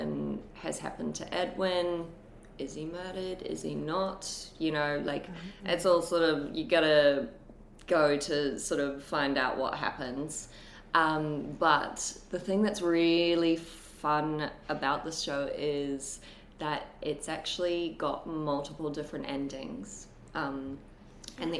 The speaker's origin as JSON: {"language": "English", "country": "New Zealand", "tie": "born or raised there", "also_born_or_lived": "Brisbane, Australia", "moved": "as an adult", "lives_now": "Sydney, Australia", "said": "growing up in New Zealand, when I was growing up in New Zealand"}